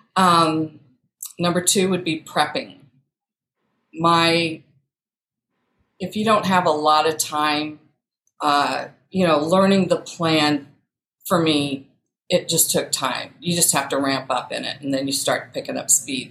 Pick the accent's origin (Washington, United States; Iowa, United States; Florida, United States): Iowa, United States; moved away as an adult; also born or lived in St. Louis, Missouri / West Des Moines, Iowa; I was born and raised in Iowa. I'm currently in West Des Moines, Iowa